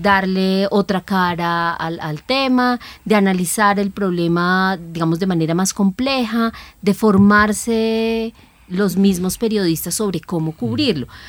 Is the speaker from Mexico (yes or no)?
no; Colombia